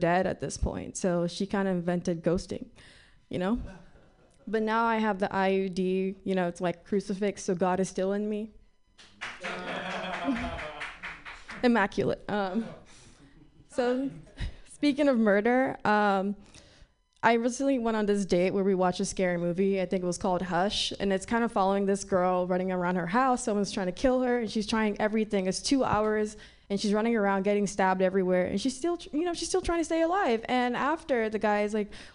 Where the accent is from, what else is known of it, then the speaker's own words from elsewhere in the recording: Nigeria; moved away; I grew up in Africa